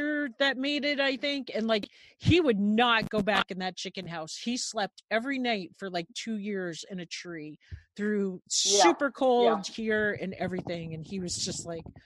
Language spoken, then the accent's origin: English; New York, United States; I'm a New Yorker